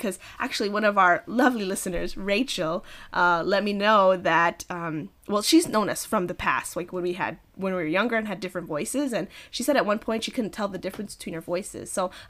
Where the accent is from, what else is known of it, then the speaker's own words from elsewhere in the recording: California, United States; I was born here